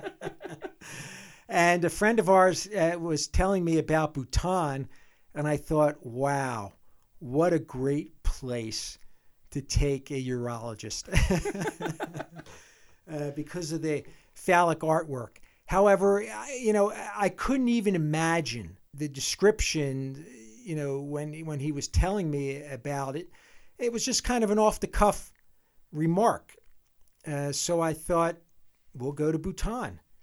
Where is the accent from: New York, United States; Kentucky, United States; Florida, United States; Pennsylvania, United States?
Pennsylvania, United States; Philadelphia; moved away as an adult; also born or lived in Michigan; now in Jackson Hole, United States; We're both from Philadelphia area originally